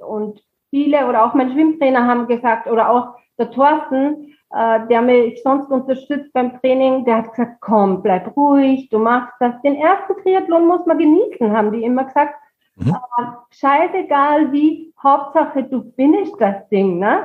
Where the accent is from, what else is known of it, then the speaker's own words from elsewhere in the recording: Pongau, Salzburg, Austria; moved away as an adult; now in Büchenbach, Germany; ich komme aus Österreich, äh, mhm. aus dem schönen Bundesland Salzburg, da aus dem Pongau